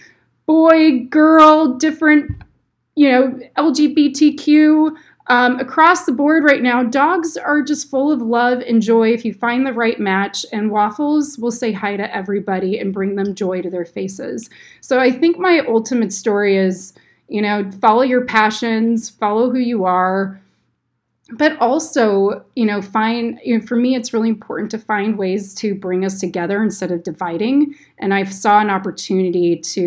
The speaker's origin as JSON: {"language": "English", "area": "North Bay Area, Sonoma County", "region": "California", "country": "United States", "tie": "born or raised there", "said": "growing up in the North Bay Area in Sonoma County"}